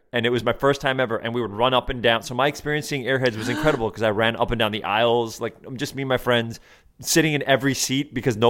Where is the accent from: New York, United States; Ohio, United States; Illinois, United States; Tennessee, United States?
New York, United States; Riverdale; I grew up in Riverdale, which is the North Bronx. And then we moved to Westchester, which is the suburbs.